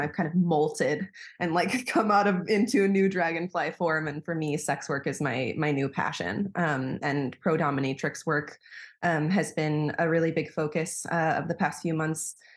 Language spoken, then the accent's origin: English; Wisconsin, United States; moved away as an adult; now in Berlin, Germany; I'm originally from the States. I'm from Wisconsin, um, and I moved to Berlin in twenty fifteen